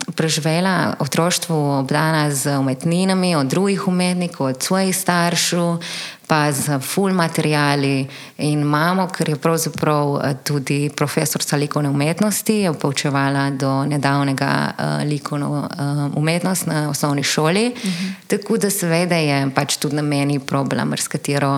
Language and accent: Slovenian; Ajdovščina, Goriška, Slovenia; moved away as an adult; now in Ljubljana, Slovenia; prihajam iz Vajdušne, verjetno slišiš.